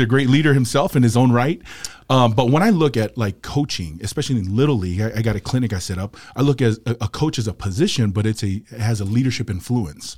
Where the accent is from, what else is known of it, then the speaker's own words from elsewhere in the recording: Salt Lake City, Utah, United States; born, raised here in Salt Lake City, Utah